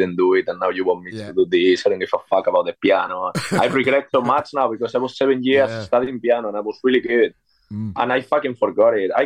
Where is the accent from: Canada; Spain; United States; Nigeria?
Spain; born or raised there; English is a second language; moved away as an adult; now in London, United Kingdom